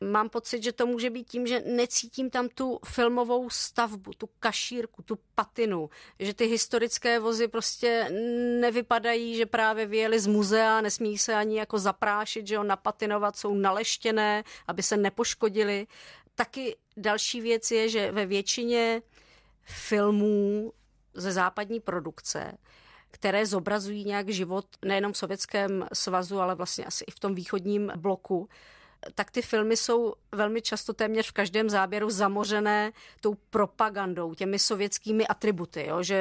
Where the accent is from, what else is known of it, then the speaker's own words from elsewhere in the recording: Czechia; ale zase jsem vyrůstala na sídlišti v Československu v 80. letech. A jsme ten východní blok